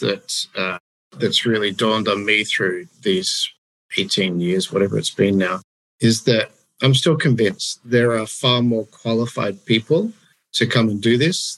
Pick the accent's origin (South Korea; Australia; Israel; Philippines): Australia; moved away as an adult; now in Denmark; growing up in Australia, going to church in Australia